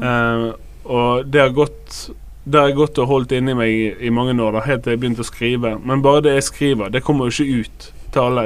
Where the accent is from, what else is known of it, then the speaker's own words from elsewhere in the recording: Bergen, Vestland, Norway; Jeg er fra Loddefjord, Fyllingsdalen